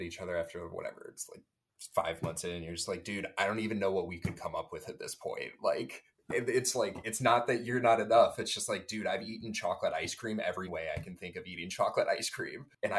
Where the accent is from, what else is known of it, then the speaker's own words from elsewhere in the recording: Indiana, United States; moved away as an adult; now in New York City, United States; I'm from Indiana. I'm 30 and I live in Harlem.